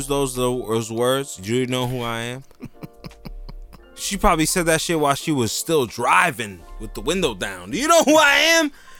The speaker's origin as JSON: {"language": "English", "town": "Jersey City", "region": "New Jersey", "country": "United States", "said": "I'm from Jersey City"}